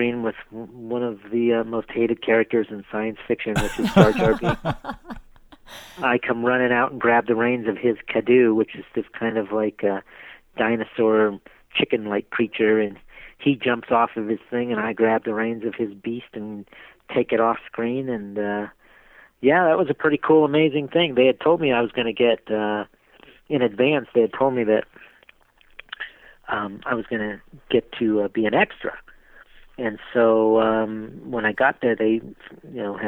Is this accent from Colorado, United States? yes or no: yes; Denver, Colorado, United States; here in my hometown of Denver, Colorado